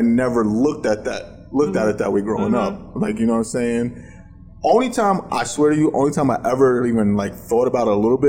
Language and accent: English; New York, United States; I'm from New York.